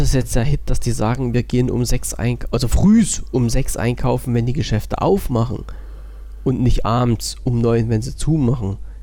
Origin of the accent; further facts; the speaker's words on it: East Germany, Germany; ich als gebürtiger Ossi